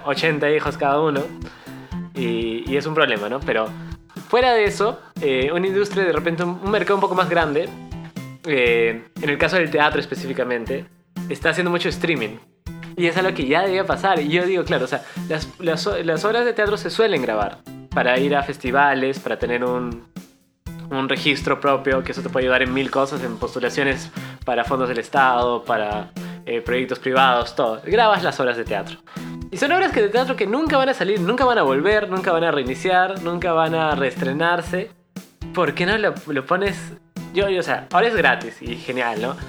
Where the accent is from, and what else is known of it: Peru